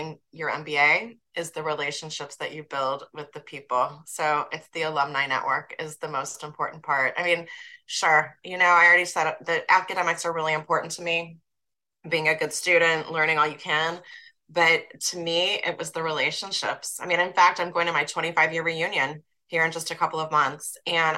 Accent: Kansas City, Missouri, United States; moved away as an adult; also born or lived in New York / Chicago; my hometown in Kansas City

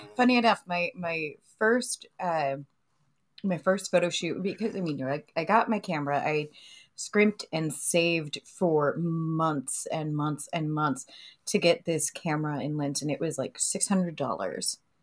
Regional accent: Savannah, Missouri, United States; moved away; also born or lived in Bloomsburg, Pennsylvania; my family made the move to northwestern Missouri

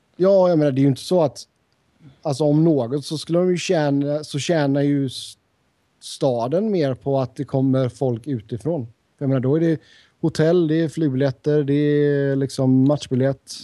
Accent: Sweden; moved away as an adult; now in United States; har inte jag bott hemma i Sverige på nästan tio år

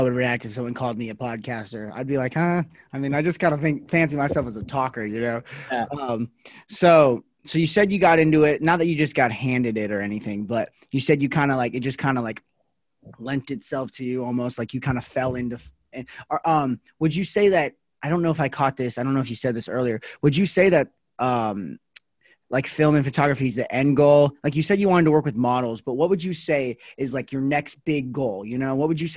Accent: Henderson, Nevada, United States; So I'm from Vegas. I don't know if you knew that. Or a little outside of it, Henderson

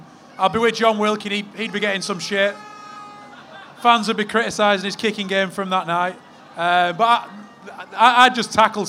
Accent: Oldham, North West England, United Kingdom; I'm from Oldham, which you know has its troubles and has its hard times.

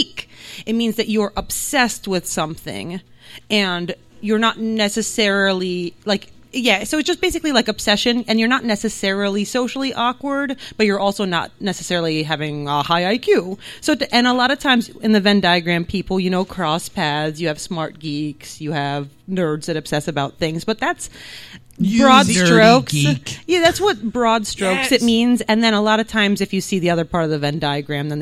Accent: New Jersey, United States; English is a second language; I grew up in New Jersey, but my entire family is ethnically Hungarian, but they are all from Transylvania

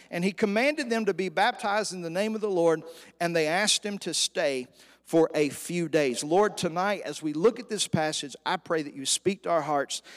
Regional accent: Stamps, Arkansas, United States; born or raised there; moved away as an adult; also born or lived in Los Angeles, California; now in Woodward, United States

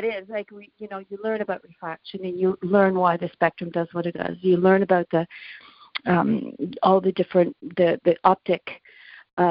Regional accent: Halifax, Nova Scotia, Canada; moved away as an adult; now in Montreal, Canada; when I grew up in Halifax

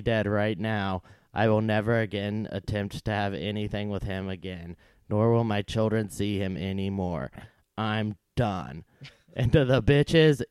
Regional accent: Winchester, Virginia, United States; now in Southern California, United States; I was born and raised in Winchester, Virginia

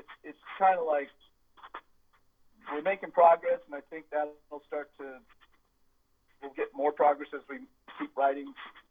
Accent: Castro Valley, California, United States; we grew up in Castor Valley

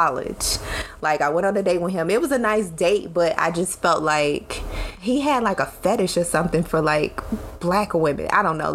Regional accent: Chicago, Illinois, United States; also born or lived in Atlanta; that's where I'm from too

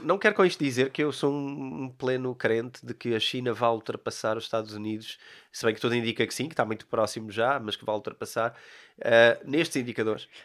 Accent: Portugal; Eu sou português

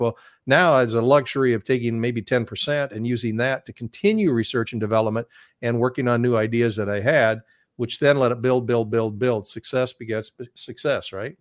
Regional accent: Iowa, United States; doing a live show from my hometown via satellite, and no one had ever done a satellite uplink from our ho-, little state in Iowa

